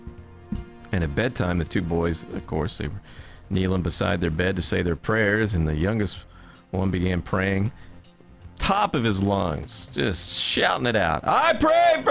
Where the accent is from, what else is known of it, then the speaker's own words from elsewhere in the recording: Cynthiana, Kentucky, United States; now in Connecticut, United States; I'm from Cynthiana, Kentucky, and I've been up here in Connecticut for a long time